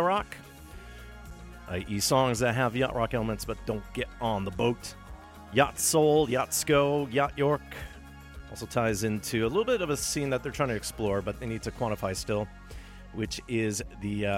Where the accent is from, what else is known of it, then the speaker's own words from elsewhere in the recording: Thunder Bay, Ontario, Canada; From my hometown of Thunder Bay, Ontario